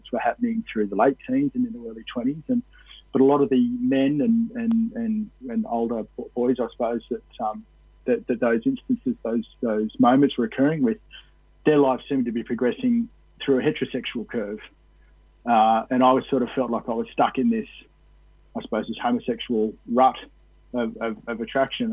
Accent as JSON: {"language": "English", "town": "Cowra", "region": "New South Wales", "country": "Australia", "tie": "born or raised there", "said": "rugby union, the rugby league, were the two major sports in Cowra, where I grew up, and and I ended up being a publican back in my hometown there for a while."}